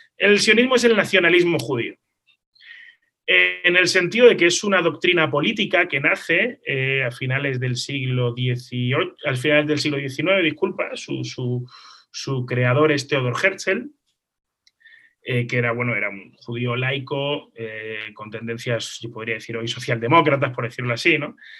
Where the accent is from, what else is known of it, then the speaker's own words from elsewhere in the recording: Málaga, Andalusia, Spain; moved away as an adult; also born or lived in Israel; yo soy nacido en Málaga, nacido en España